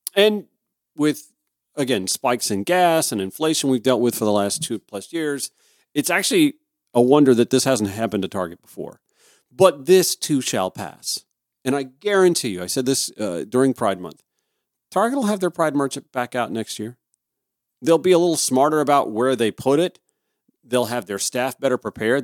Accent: Grovetown, Georgia, United States; I was a, a regular at the Sunday school at Grove Baptist Church in my hometown of Grovetown, Georgia

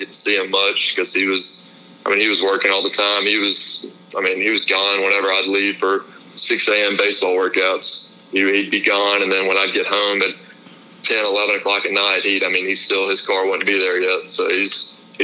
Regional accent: Tuscaloosa, Alabama, United States; born and raised in Tuscaloosa, Alabama

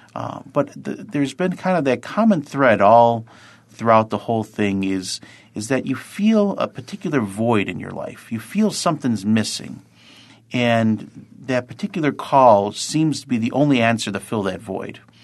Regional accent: Lackawanna, New York, United States; I'm a, a native of Lackawanna, New York, or as sometimes we say, sunny L

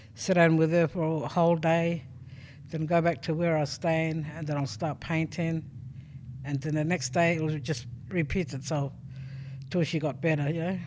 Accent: South Australia, Australia; I'm originally from Sojourner, but born Purigasta.

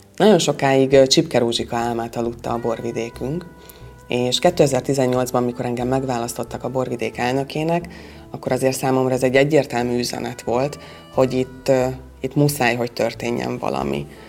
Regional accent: Mátra wine region, Hungary; itt nálunk a borvidéken

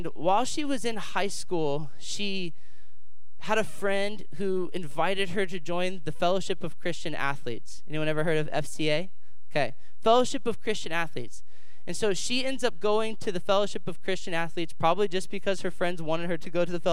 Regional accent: Dayton, Ohio, United States; I'm here from Dayton, Ohio, born and raised, local boy

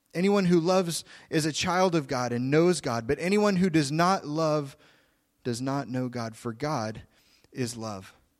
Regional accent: Oklahoma, United States; I'm from Oklahoma. I'm a Southern boy.

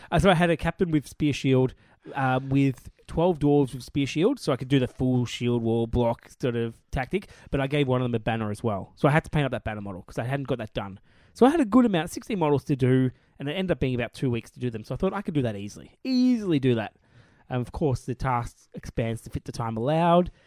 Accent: Australia

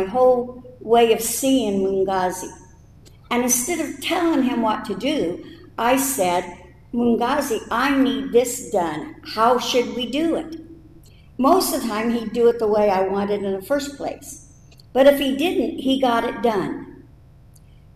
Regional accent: United States; moved away as an adult; I was 26 and from America

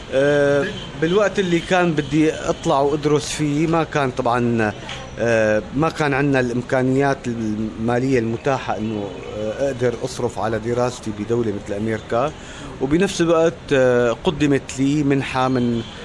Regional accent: Damascus, Damascus Governorate, Syria; moved away as an adult; also born or lived in Netherlands / Russia; انا طفولتي وصباي وشبابي كلها قضيتها في دمشق

